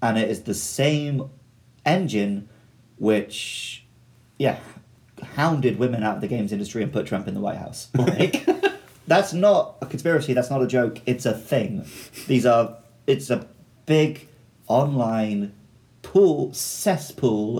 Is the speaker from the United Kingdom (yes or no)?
yes; United Kingdom; moved away as an adult; now in Japan